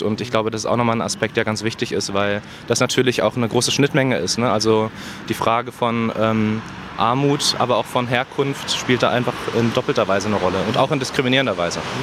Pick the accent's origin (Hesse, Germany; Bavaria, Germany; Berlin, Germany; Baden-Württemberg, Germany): Berlin, Germany; 15 Minuten zu Fuß von hier bin ich groß geworden